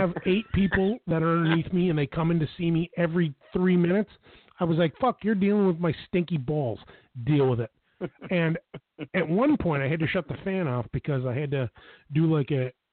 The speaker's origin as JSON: {"language": "English", "town": "Buffalo", "region": "New York", "country": "United States", "tie": "born or raised there", "said": "I'm born and raised in Buffalo, New York"}